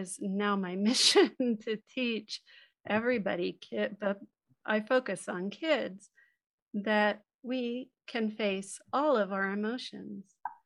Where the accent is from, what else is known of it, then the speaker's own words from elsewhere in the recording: San Francisco, California, United States; I was born in the Haight-Ashbury district of San Francisco way back in the mid 60s